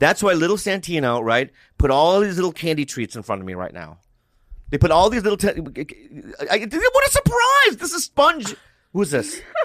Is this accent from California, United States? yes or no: yes; Poway, California, United States; I grew up in Poway in the suburbs